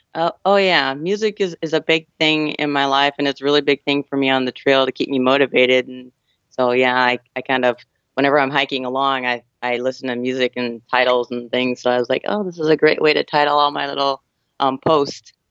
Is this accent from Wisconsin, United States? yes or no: no; San Diego, California, United States; I'm from San Diego, California